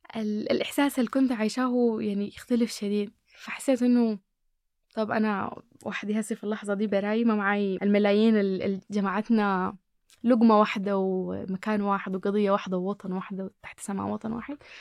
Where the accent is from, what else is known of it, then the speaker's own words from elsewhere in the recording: Sudan; أنا أكون سودانية